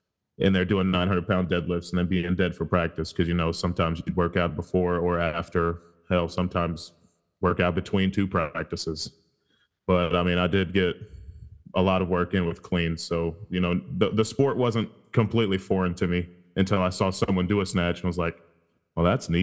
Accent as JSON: {"language": "English", "country": "Germany", "moved": "yes", "lives_now": "United States", "said": "I'm actually originally from Germany and moved here probably like 15 years ago or so, and pretty much moved around a lot."}